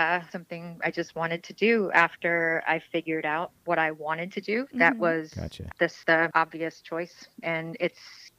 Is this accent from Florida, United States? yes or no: yes; South Florida, United States; moved away as an adult; also born or lived in Orlando, Florida / Ocala, Florida; now in Appleton, United States; I grew up in South Florida.